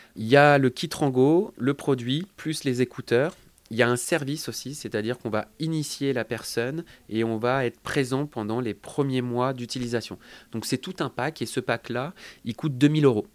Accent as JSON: {"language": "French", "town": "Lyon", "region": "Auvergne-Rhône-Alpes", "country": "France", "said": "nous, on est lyonnais. Donc, on a commencé à Lyon"}